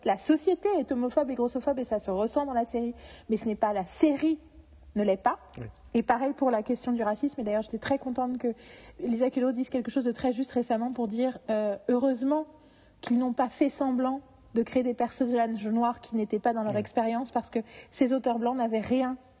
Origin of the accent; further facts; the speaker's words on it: France; en tant que Français